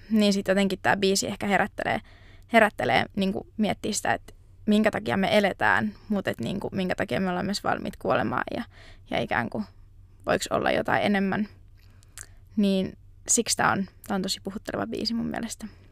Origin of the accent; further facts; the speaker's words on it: Kouvola, Kymenlaakso, Finland; moved away as an adult; now in Jyväskylä, Finland; nyt oon sitten vanhalla kotipaikkakunnallani Kouvolassa